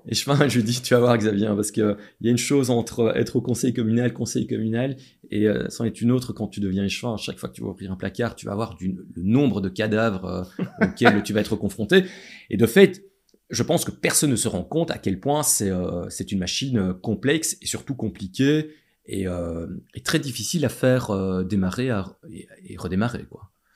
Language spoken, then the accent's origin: French; Châtelet, Wallonia, Belgium; je viens de Châtelet